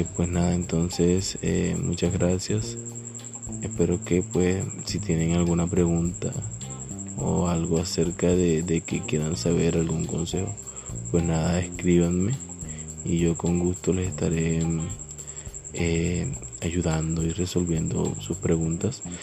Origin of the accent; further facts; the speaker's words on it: Caribbean coast, Colombia; accent: costeño; por mi acento soy de Colombia, más específicamente la costa